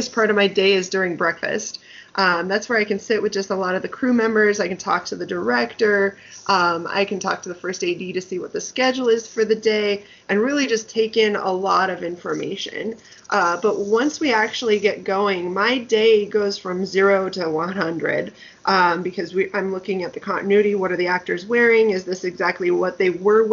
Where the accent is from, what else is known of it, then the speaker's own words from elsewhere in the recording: Denver, Colorado, United States; moved away; back in Denver. That's where I'm from, my hometown.